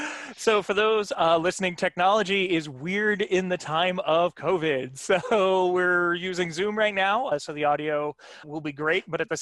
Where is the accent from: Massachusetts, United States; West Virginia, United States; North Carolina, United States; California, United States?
Massachusetts, United States; now in New York, United States; as someone from Massachusetts initially and now living in New York, it's like, all right, I'm the least Texas person ever.